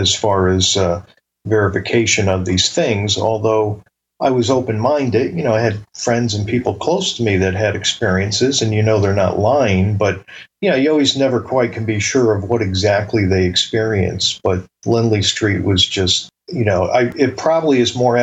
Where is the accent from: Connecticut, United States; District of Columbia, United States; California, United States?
Connecticut, United States; Bridgeport; growing up in Bridgeport